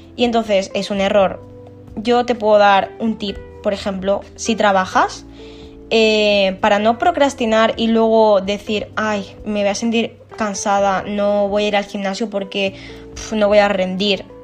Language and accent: Spanish; Alicante, Valencian Community, Spain; tengo 25 años y soy de Alicante.